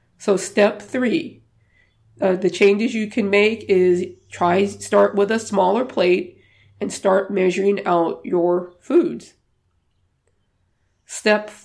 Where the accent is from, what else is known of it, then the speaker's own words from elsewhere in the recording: the South, United States; moved away; I'm from the South originally, and I've learned how to cook some of my Cajun dishes